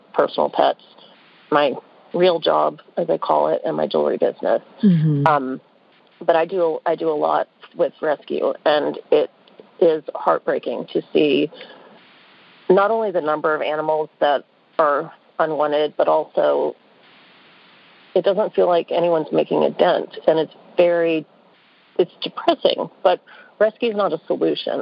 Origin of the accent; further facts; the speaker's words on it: New Orleans, Louisiana, United States; now in Atlanta, United States; So I live in Atlanta. I grew up in New Orleans